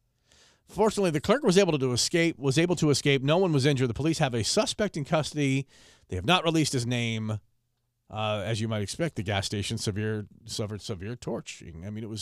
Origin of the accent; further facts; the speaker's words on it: Philadelphia, Pennsylvania, United States; I'm from Philly. It's like what, everybody in Philly's tough?